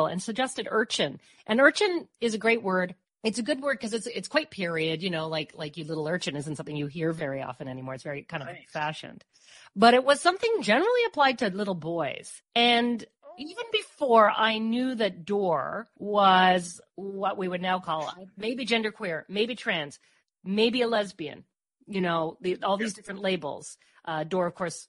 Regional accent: Newfoundland and Labrador, Canada; now in Peterborough, Canada; growing up in Newfoundland, you know, we'd go to the beach

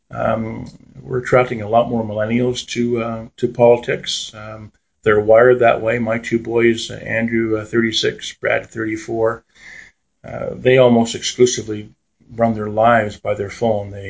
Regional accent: Ontario, Canada; I grew up on Arndon Avenue as a kid in the South End

